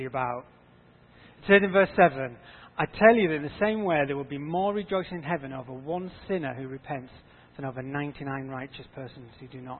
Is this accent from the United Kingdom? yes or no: yes; Yorkshire and the Humber, United Kingdom; I grew up in North Yorkshire on a farm